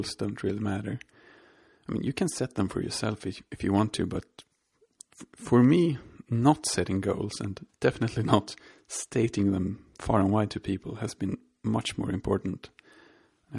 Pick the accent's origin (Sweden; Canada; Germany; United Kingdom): Sweden; I'm from Sweden